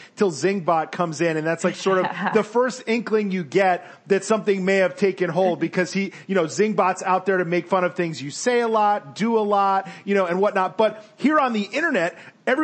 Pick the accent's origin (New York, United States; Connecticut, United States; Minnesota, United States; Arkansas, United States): Connecticut, United States; Stamford; I grew up in Stamford, Connecticut